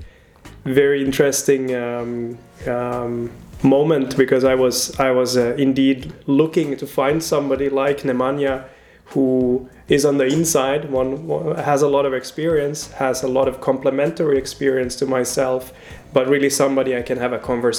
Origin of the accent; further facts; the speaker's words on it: Finland; moved away as an adult; now in Switzerland; I'm originally from Finland, and now I'm here since